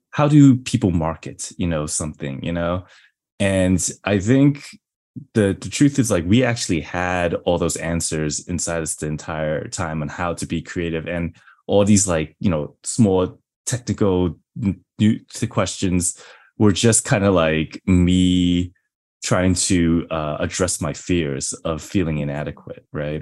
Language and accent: English; New York, United States; I'm from New York.